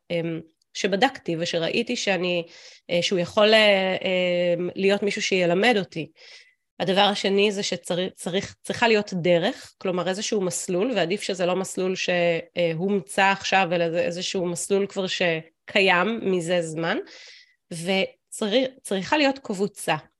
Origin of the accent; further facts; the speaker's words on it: Israel; also born or lived in United States; ובקיבוץ אני אה, קיבוצניקית